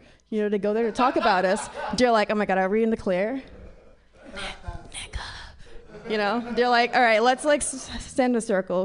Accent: Nigeria; moved away; I grew up in Africa

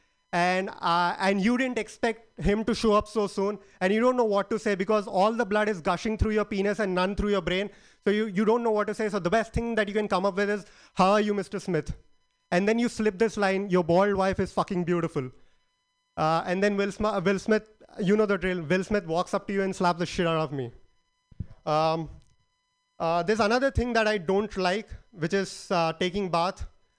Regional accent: India; moved away as an adult; now in California, United States; I'm an Indian

